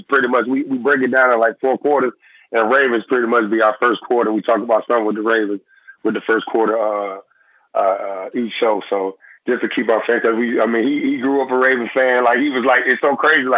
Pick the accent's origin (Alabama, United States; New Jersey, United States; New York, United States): Alabama, United States; I'm down in Alabama.